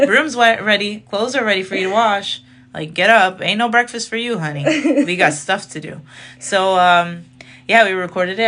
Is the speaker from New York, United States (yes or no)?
no; Chicago, Illinois, United States; I was born in Chicago. My parents are from Syria